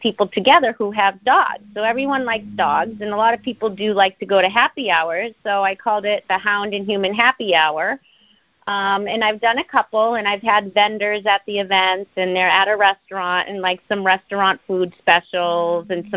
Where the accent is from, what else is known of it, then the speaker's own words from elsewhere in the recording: Boston, Massachusetts, United States; So I'm from New England, Boston